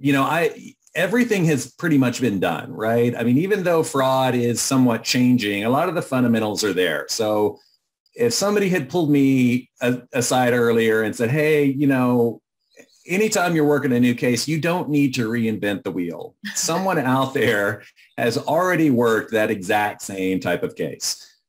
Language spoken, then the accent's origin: English; Austin, Texas, United States; I'm from Texas. I came home to Austin